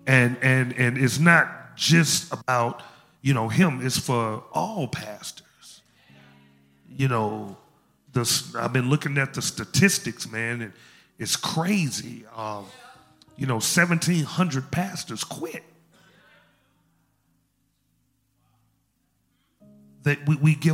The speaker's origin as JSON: {"language": "English", "town": "Memphis", "region": "Tennessee", "country": "United States", "moved": "yes", "said": "I'm from Memphis"}